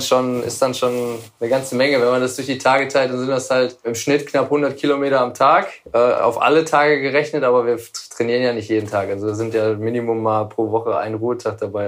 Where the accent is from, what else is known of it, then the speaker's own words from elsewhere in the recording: Essen, North Rhine-Westphalia, Germany; now in Dortmund, Germany; Ich komme komm aus Essen, aber meine Frau und ich wohnen äh, aufgrund ihrer Herkunft aus dem Sauerland mittlerweile in Dortmund